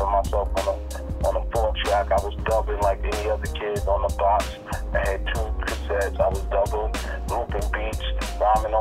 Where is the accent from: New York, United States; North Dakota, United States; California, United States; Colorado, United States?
New York, United States; New York City; growing up in Flatbush, Brooklyn